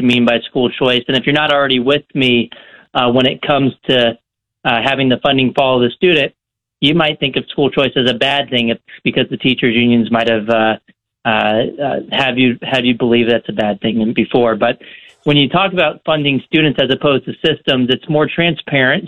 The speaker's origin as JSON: {"language": "English", "region": "Texas", "country": "United States", "tie": "born or raised there", "said": "I'm from Texas. I grew up in Texas"}